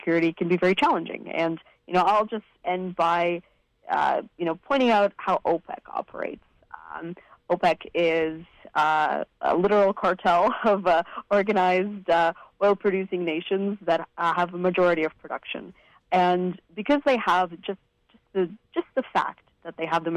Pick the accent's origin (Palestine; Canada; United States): Canada; Vancouver, British Columbia; I was born in Vancouver to a family that had immigrated from Eastern Europe